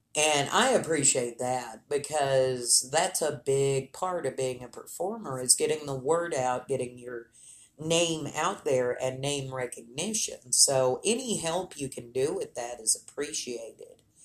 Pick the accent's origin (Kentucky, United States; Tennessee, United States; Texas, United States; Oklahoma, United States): Texas, United States; Lubbock; Lubbock, my hometown